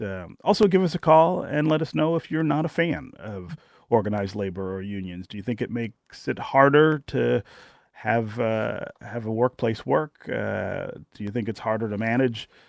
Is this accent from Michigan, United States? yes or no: yes; Detroit, Michigan, United States; the 1970s and 1980s, the decades in which I grew up in Detroit